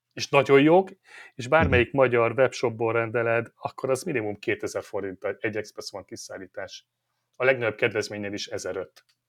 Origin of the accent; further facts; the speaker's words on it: Hungary; Magyarok vagyunk